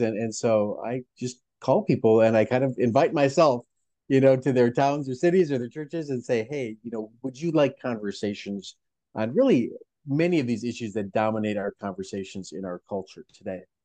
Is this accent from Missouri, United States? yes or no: no; Minnesota, United States; also born or lived in Pacific Northwest; I was born and raised in Minnesota